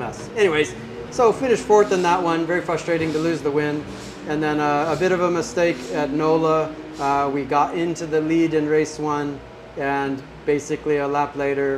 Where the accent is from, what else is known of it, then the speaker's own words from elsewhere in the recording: Northern California, United States; I grew up in North California